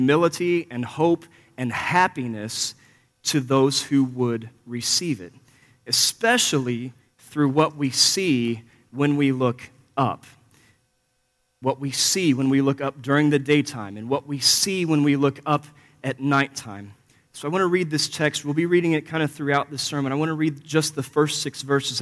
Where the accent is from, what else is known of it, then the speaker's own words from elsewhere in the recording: Missouri, United States; I grew up here in Missouri, about 4 miles west of the Mississippi, actually, as the crow flies